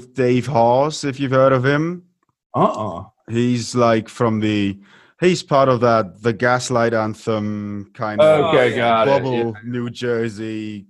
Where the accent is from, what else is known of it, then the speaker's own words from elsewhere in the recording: Munich, Bavaria, Germany; and they go, so where are you from? And we go, we're from Munich.